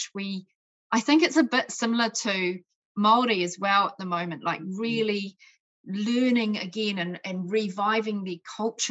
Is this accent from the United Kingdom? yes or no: yes; Scotland, United Kingdom; I was born in Scotland.